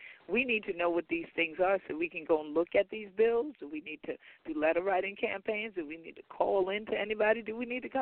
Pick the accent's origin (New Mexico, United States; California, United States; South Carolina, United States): South Carolina, United States; St. Helena Island; we're both from St. Helena Island